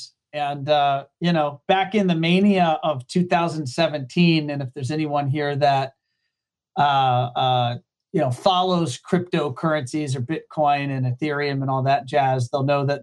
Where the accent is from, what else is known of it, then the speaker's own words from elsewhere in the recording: Hampton Roads, Southeast Virginia, United States; moved away as an adult; now in Florida, United States; I am from Southeast Virginia, often called Hampton Roads. I grew up there